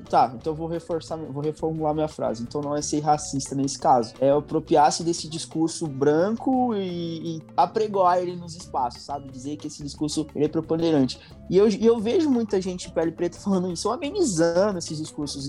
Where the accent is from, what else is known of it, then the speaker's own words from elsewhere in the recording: Northeast Region, Brazil; sou nordestino